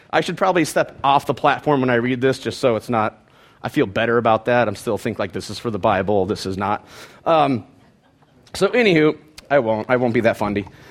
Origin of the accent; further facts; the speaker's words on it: Penfield, Ohio, United States; I grew up in Penfield, Ohio